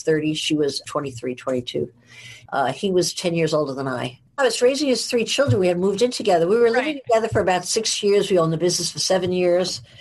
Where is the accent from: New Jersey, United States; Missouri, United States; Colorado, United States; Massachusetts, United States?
New Jersey, United States; Edgewater; now in New York, United States; I'm from New Jersey and I was born in a very small town, 2 blocks wide, 1 mile long. Everybody knew everybody in my town called Edgewater